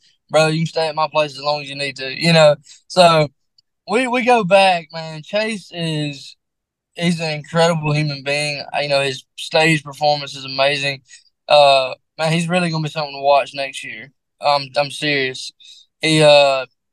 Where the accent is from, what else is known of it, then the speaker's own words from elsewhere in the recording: Mississippi, United States; I'm from small town Mississippi